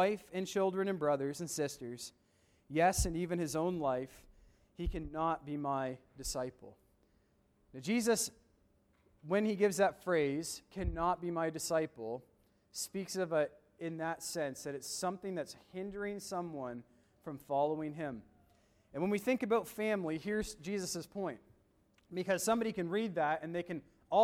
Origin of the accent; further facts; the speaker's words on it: Woodstock, New Brunswick, Canada; also born or lived in Doaktown, New Brunswick; I grew up in Woodstock, New Brunswick, and then I live in Doaketown now